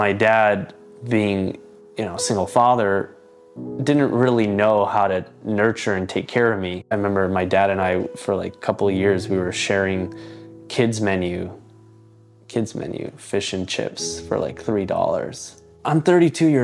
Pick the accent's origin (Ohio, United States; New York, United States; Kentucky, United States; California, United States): California, United States; Los Angeles; I'm from Los Angeles